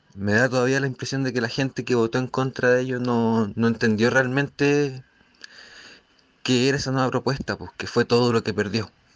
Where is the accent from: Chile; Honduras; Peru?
Chile; aquí en, en mi país, pues en esta sociedad, en Chile